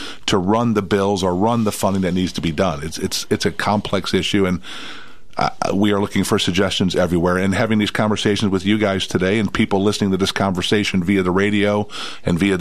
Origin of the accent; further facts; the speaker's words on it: St. Louis, Missouri, United States; now in Tennessee, United States; I'm from St. Louis